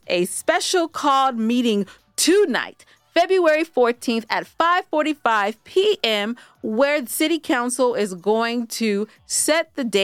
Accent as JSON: {"language": "English", "region": "California", "country": "United States", "said": "I am from California, West Side till"}